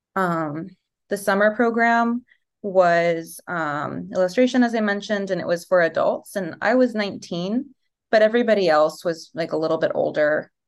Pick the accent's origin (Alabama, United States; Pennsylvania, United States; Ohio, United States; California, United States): California, United States; Los Angeles; also born or lived in Yugoslavia (Serbia); now in New York, United States; I left Yugoslavia during the war and came to Los Angeles, um, when I was a toddler. So I definitely identify with being American, grew up in America